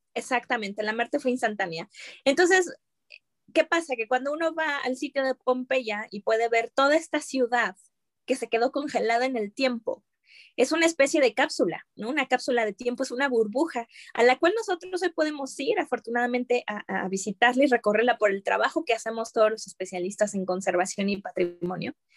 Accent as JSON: {"language": "Spanish", "country": "Mexico"}